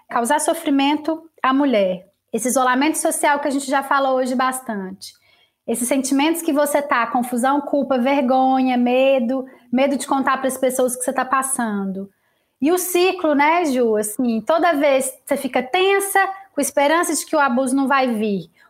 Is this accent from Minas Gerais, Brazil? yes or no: yes; Lavras, Minas Gerais, Brazil; Eu fui no shopping de Lavras, eu sou de Lavras, com meu amigo Igor, que é amigo meu desde que eu tenho 7 anos de idade